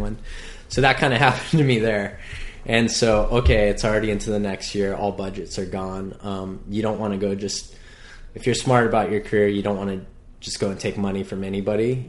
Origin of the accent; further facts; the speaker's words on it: North Shore, Hawaii, United States; born and raised on the North Shore